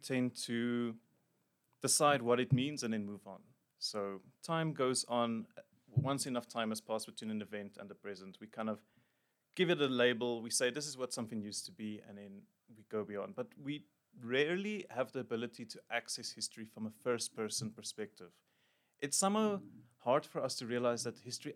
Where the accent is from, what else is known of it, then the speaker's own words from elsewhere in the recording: Emalahleni, Mpumalanga, South Africa; moved away as an adult; also born or lived in Pretoria / Johannesburg; I grew up in Emalahleni in Mpumalanga.